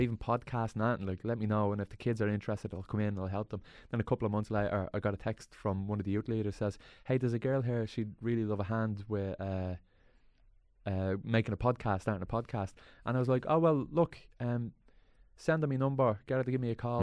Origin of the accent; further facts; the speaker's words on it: Dublin, Leinster, Ireland; there was a youth club around where I grew up, Swan